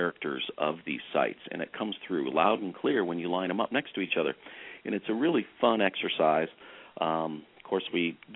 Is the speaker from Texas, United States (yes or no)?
no; Santa Cruz, California, United States; moved away; I grew up in Santa Cruz, and I regularly go back